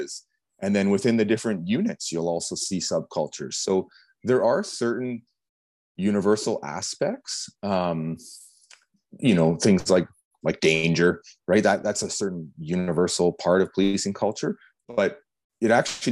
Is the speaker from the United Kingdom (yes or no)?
no; Canada; as a Canadian, we have a culture